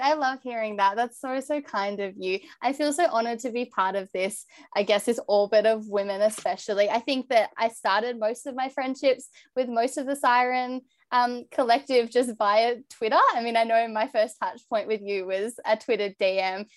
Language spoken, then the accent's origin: English; Bathurst, New South Wales, Australia; moved away; also born or lived in Victoria; I grew up in New South Wales